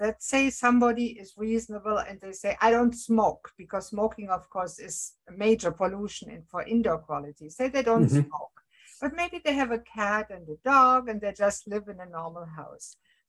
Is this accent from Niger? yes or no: no; Germany; moved away as an adult; now in Canada; I come from Germany and most of the houses are made with brick.